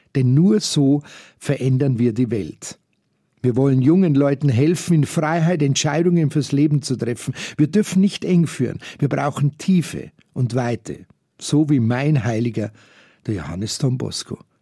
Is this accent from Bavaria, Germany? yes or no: yes; Munich, Bavaria, Germany; als Jugendliche im Schülerzentrum Fürstenried hier in München